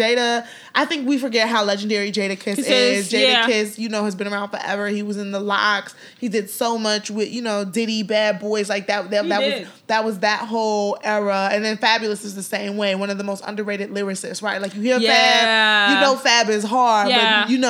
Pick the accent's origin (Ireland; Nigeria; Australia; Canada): Nigeria; Nigeria is our country and it's, you know, home, and to see the investments in the arts, you know, being Nigerian